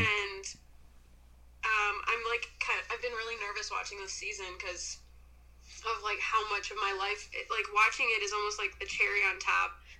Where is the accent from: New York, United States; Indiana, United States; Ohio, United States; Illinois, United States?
Illinois, United States; Sycamore; also born or lived in Milwaukee, Wisconsin / Chicago, Illinois; I was born in Milwaukee mm-hmm. and then grew up in Sycamore, Illinois